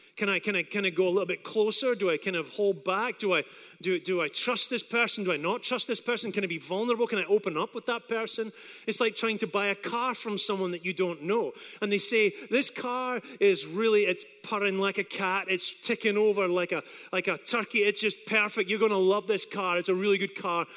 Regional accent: Scotland, United Kingdom; now in Apopka, United States; I come from Scotland

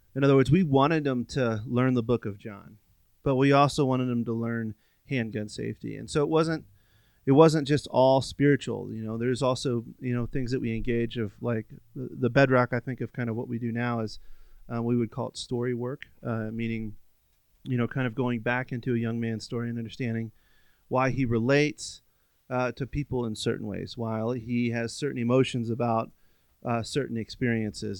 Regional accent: Virginia, United States; moved away; I grew up on the East Coast, um, in Virginia

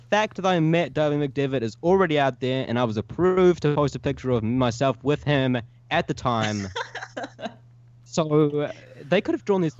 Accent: New Zealand; now in United States

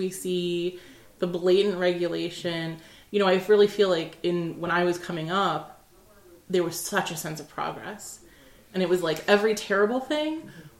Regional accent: New York City, New York, United States; But I grew up in New York City. I grew up as a lesbian, and like as an Arab American lesbian.

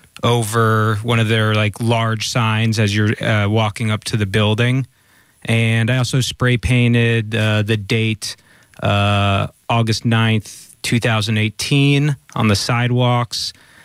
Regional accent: Palo Alto, California, United States; I grew up in Palo Alto.

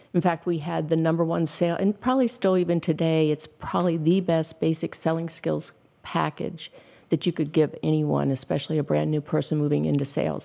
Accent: Pittsburgh, Pennsylvania, United States; moved away as an adult; also born or lived in Ohio / Houston, Texas; I was teaching school back at my hometown in Pittsburgh

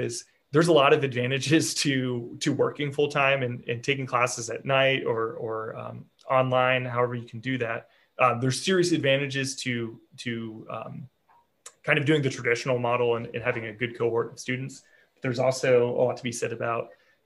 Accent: Northern Virginia, United States; I grew up in Northern Virginia, just outside the Beltway

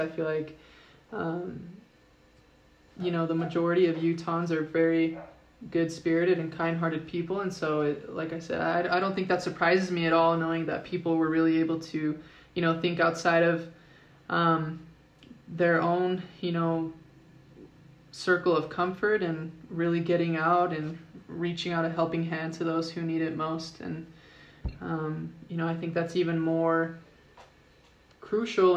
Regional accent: South Jordan, Utah, United States; I'm actually originally from South Jordan

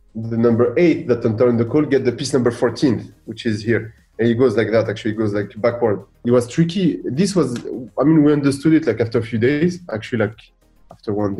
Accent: Boulogne-Billancourt, Île-de-France, France; also born or lived in Gabès, Tunisia; in Tunisia, in Gabès, I'm originally from. And one in Boulogne-Billancourt, the city where I grew up in Paris

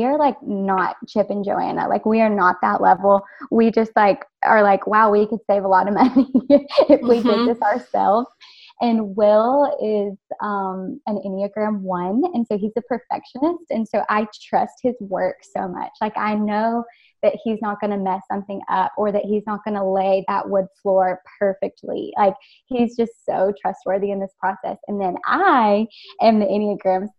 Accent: Arkansas, United States; I grew up in Arkansas

